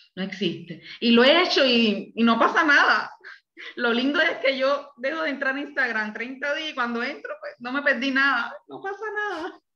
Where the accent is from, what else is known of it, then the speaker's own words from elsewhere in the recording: Havana, Cuba; moved away as an adult; now in Puerto Rico; yo me crié en La Habana hasta los 28 años.